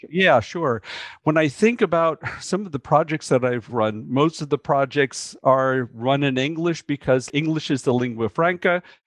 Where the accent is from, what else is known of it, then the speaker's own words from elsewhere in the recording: United States; growing up in the United States where people come from everywhere